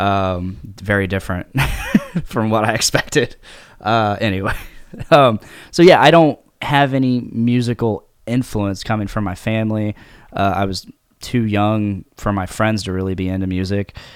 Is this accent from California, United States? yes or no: no; Delphi, Indiana, United States; also born or lived in Lafayette, Indiana; born and raised in Delphi, Saint Indiana